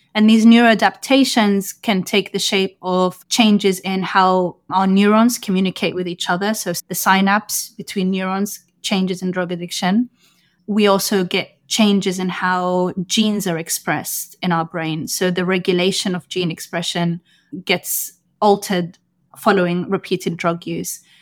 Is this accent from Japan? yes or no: no; London, United Kingdom; moved away as an adult; also born or lived in Sudan (ancestry); now in New York, United States; I grew up in London, U K